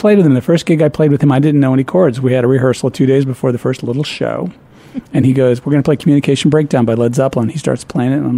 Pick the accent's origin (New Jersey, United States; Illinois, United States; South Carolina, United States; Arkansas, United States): Illinois, United States; Peoria; moved away as an adult; also born or lived in Dunlap, Illinois / Ohio; I was born in Peoria, Illinois.